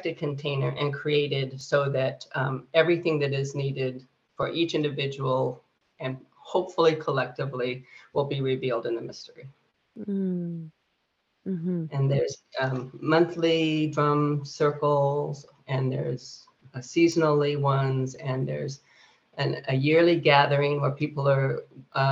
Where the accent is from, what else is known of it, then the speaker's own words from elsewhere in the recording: Fresno, California, United States; where I grew up in Fresno